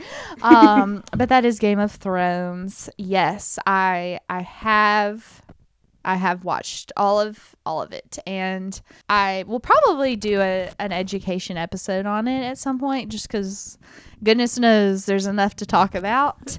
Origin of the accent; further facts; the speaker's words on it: United States; as an American